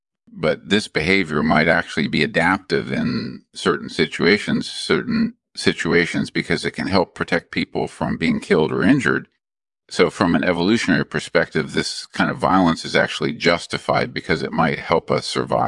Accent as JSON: {"language": "English", "region": "California", "country": "United States", "tie": "born or raised there", "said": "Well, my background is I grew up in California"}